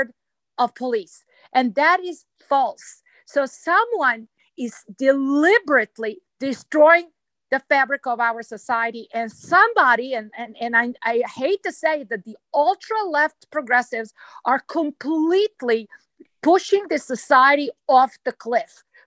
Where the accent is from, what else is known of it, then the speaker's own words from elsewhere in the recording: Serbia; moved away as an adult; now in United States; I was born in Yugoslavia